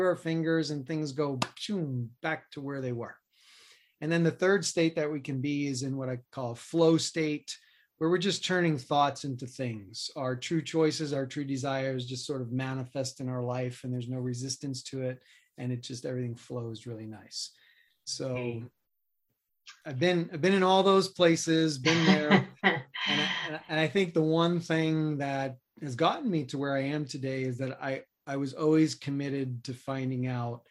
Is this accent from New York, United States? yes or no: yes; New York City, New York, United States; moved away as an adult; also born or lived in Boulder, Colorado; I grew up in New York City in Queens